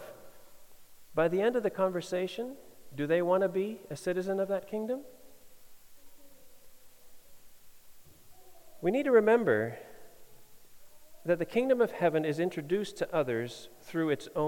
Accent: Denmark; I get asked where Denmark is when I say I'm from Denmark

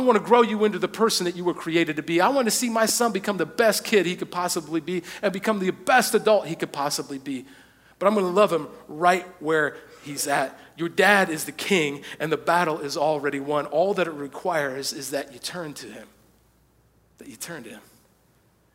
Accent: United States; most of us as American Christians

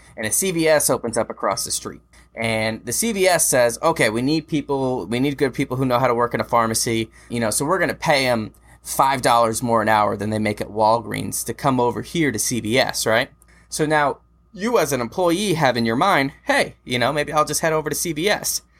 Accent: United States

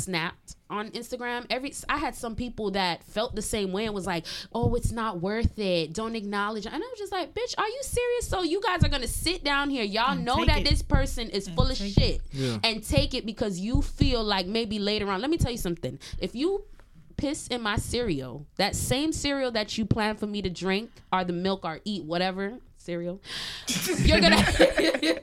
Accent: Montreal, Quebec, Canada; I'm born and raised in Canada

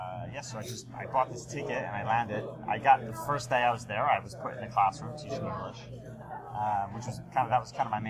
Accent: Philadelphia, Pennsylvania, United States; moved away as an adult; also born or lived in United Kingdom / Virginia / Amman, Jordan / Yemen; now in New York, United States; I was born in the UK, but I moved to Philadelphia when I was a little kid. Well, I went through high school there until I was 18

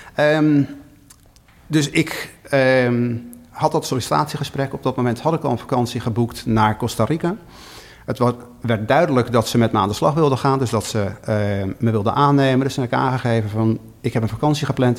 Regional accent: Schiedam, South Holland, Netherlands; also born or lived in Rotterdam area; now in Chicago, United States; Ik ben eh, in Schiedam geboren, eh, in de omgeving van Rotterdam getogen

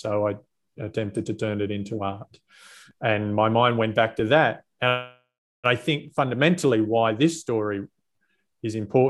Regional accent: Australia; also born or lived in Los Angeles, United States; the individual case to me was obviously being Australian.

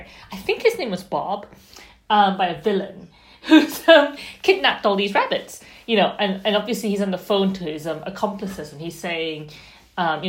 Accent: Malaysia; So I grew up in Malaysia, but I grew up reading kind of British and American authors

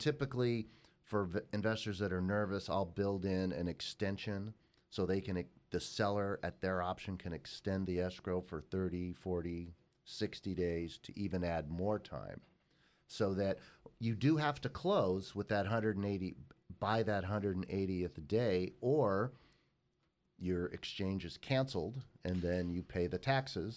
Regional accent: Los Angeles, California, United States; that is where I grew up

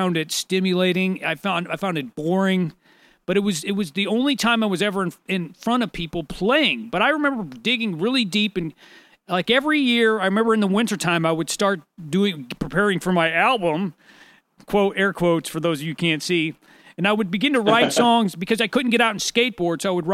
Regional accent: St. Louis, Missouri, United States; We both grew up in St. Louis

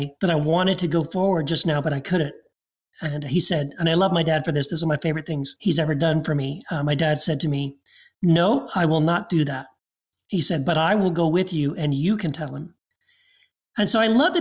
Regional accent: Texas, United States; also born or lived in Tennessee / Eagle Pass, Texas; I was born in Tennessee. Then we moved to Texas

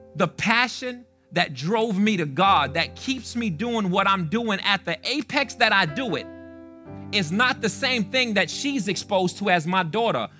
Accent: New York City, New York, United States; also born or lived in Fitchburg, Massachusetts; I'm from the Bronx, I'm from the South Bronx

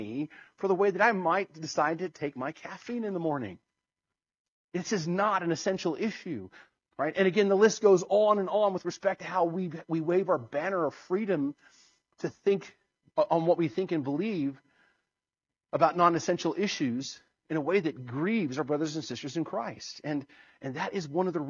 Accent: United States; I'm as American as anyone else

